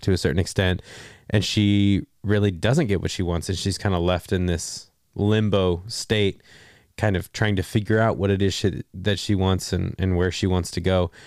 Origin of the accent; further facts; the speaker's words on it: Texas, United States; I'm from Texas